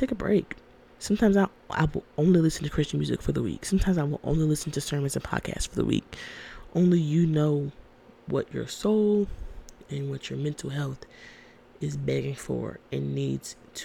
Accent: Georgia, United States; I was born and raised in Georgia

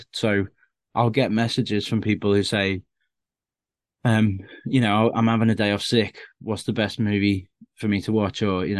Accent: Bootle, North West England, United Kingdom; growing up in Bootle in Liverpool, which is like there's a lot of gangs there, and I was more of a shut-in kid who was just watching films all the time

